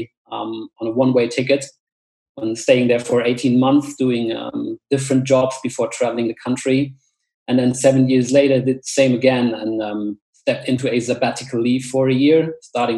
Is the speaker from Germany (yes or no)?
yes; village near Koblenz, Rhineland-Palatinate, Germany; moved away as an adult; now in Munich, Germany; I grew up in a super small village, I would say, somewhere in a western forest close to Koblenz in the River Rhine Valley